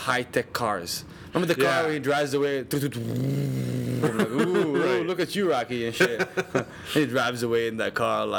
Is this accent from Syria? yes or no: yes; Syria; now in United States